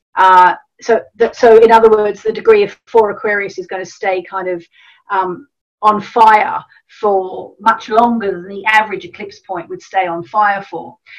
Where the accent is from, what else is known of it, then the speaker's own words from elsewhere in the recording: Australia; I grew up in Australia